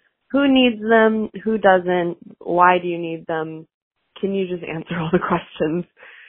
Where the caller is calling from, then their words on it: Boise, Idaho, United States; I'm calling from Boise.